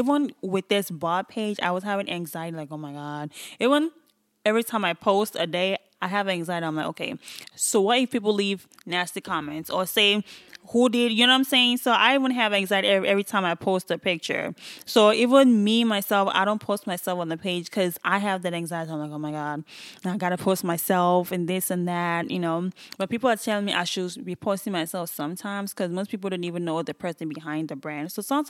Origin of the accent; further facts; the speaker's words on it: Nigeria; People don't actually even know I'm Nigerian.